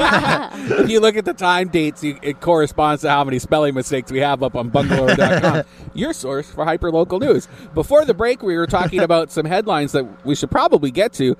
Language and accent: English; Canada; now in United States; I'm Canadian